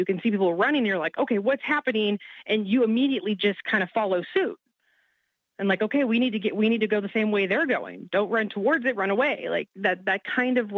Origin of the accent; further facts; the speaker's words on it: Kansas City, Missouri, United States; the city that you were born and raised in, that you grew up